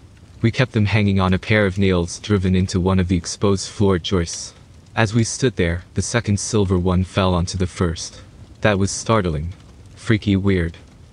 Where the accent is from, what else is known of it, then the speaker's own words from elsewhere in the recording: Indiana, United States; A handful of odd things happened back in the house I grew up in Indiana.